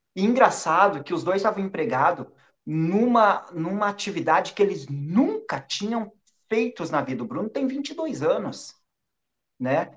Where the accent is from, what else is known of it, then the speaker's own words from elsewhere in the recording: Porto Alegre, Rio Grande do Sul, Brazil; moved away as an adult; now in Portugal; Eu saí lá do Rio Grande do Sul, Porto Alegre